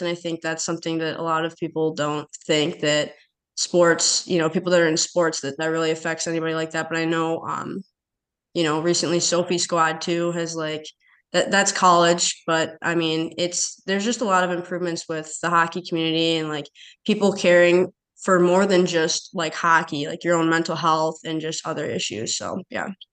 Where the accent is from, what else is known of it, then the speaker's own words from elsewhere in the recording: Chisago City, Minnesota, United States; growing up in Chisago, it's it's a really small town